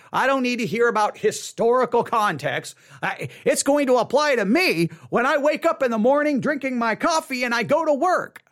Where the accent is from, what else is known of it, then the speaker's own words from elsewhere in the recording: United States; we, we work as American Christians